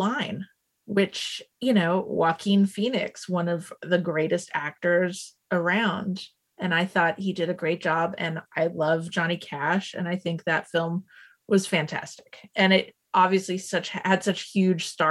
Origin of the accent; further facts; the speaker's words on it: Canada; I'm Canadian